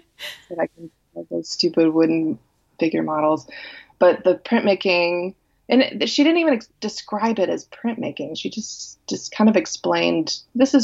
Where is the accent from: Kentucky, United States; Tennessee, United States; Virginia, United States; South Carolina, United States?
Tennessee, United States; Memphis; accent: Southern; I grew up in Memphis, Tennessee. So I'm a Southern girl. So if you hear a little Southern accent